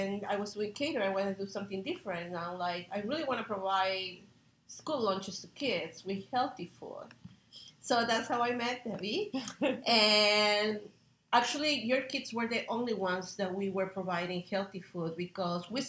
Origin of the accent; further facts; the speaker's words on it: Peru; now in United States; I'm from Peru, and I'm a chef here in the United States